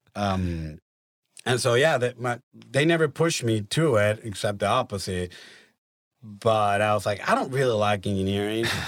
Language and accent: English; Maracaibo, Zulia, Venezuela; English is a second language; moved away as an adult; also born or lived in Kansas City, Missouri / Argentina / Colombia; now in Tulsa, United States; I grew up in Maracaibo, Venezuela